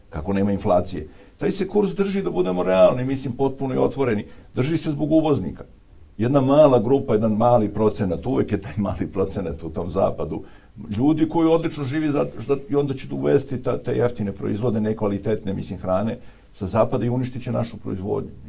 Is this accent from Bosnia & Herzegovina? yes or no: no; Obrenovac, Belgrade, Serbia; ja sam iz Obrenovca